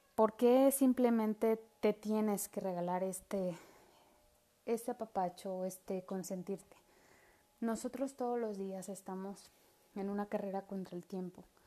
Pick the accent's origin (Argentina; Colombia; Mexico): Mexico; como buena mexicana